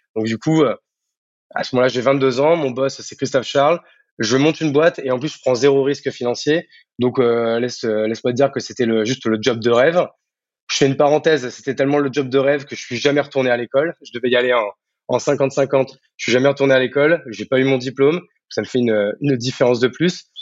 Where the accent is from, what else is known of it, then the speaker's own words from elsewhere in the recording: Marne, Champagne-Ardenne, Grand Est, France; moved away as an adult; also born or lived in Paris; now in Bordeaux, France; de base, je suis né à Paris, mais je n'ai pas vécu longtemps. je suis très vite vivre à la campagne, dans la Marne, en Champagne-Ardenne, où j'ai vécu toute mon enfance, adolescence, jusqu'au bac